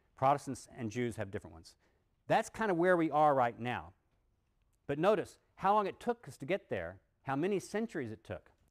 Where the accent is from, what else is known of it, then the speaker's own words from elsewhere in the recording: Texas, United States; when I was a kid growing up in Texas